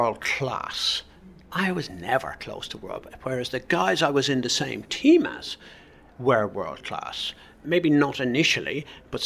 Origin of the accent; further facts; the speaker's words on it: Ireland; moved away; I was what's known as an Irish blagger